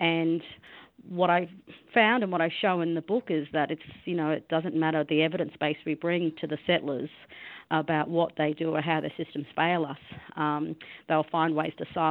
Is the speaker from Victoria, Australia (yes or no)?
no; Yuggera country, Queensland, Australia; I was born and raised on Yuggera country